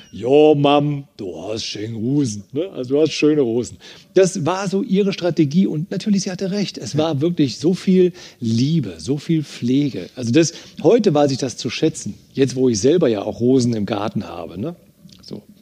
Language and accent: German; Eifel, Germany; Du, ich bin ja in der Eifel groß geworden. Das ist so eine sehr harte Sprache